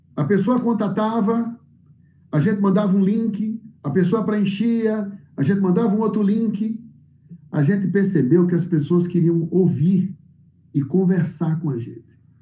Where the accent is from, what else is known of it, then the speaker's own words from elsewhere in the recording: Northeast Region, Brazil; moved away; eu sou nordestino